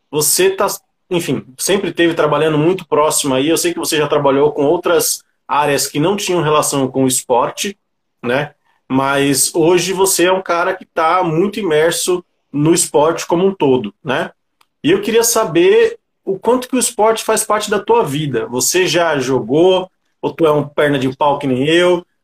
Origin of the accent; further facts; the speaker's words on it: São Paulo, Brazil; de São Paulo, sou do Grajaú. É. é, e tenho muito orgulho, né, cara, de ser do Grajaú, ser cria do Grajaú.